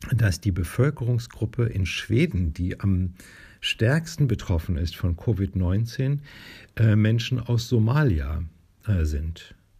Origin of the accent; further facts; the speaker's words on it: Northern Germany, Germany; hier bei uns in Norddeutschland